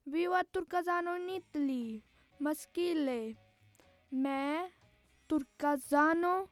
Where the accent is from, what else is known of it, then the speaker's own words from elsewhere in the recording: Punjab, India; first language Punjabi; Italian is a second language; now in Italy; della prima D, vengo dall'India eh, proverò eh, in, la, la, mia lingua, il Punjabi.